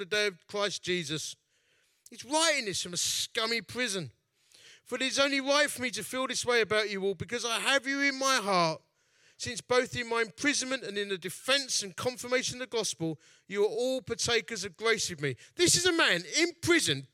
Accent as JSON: {"language": "English", "town": "Dagenham", "region": "London", "country": "United Kingdom", "tie": "born or raised there", "also_born_or_lived": "Romford", "said": "I'm from Dagenham."}